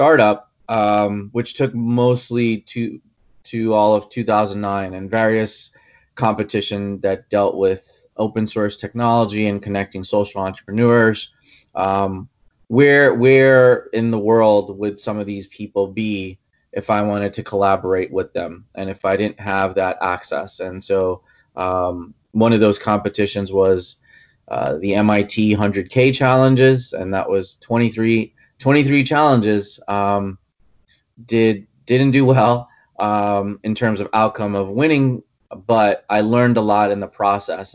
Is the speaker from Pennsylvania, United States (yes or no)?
no; New York City, New York, United States; moved away; also born or lived in Kerala, India / Mumbai, India / Dumont, New Jersey; I grew up in the Bronx, and so my ties to New York and New Jersey go way back.